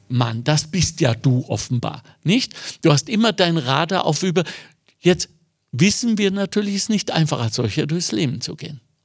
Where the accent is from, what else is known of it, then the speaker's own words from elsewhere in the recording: Germany; Und ich bin Deutscher